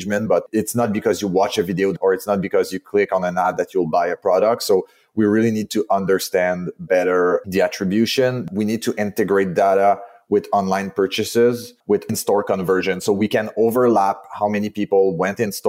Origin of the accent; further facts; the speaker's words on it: Montreal, Quebec, Canada; accent: French Canadian; as you can hear from my accent, I'm from Montreal, the French part of Canada.